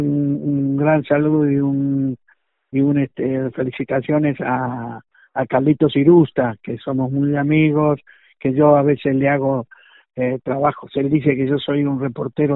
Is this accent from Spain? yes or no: no; Argentina; accent: Argentine; moved away as an adult; also born or lived in Los Angeles, United States; now in Las Vegas, United States; sigo hablando como argentino